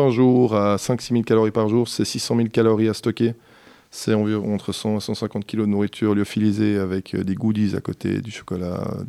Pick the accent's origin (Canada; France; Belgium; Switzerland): Switzerland; parce que quand euh, on est suisse